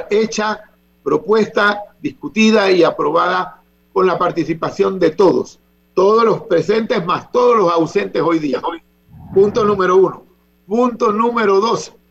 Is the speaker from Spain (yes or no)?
no; San Francisco, Veraguas, Panama; Sus ancestros son de San Francisco de Veragua y yo soy de San Francisco de Veragua.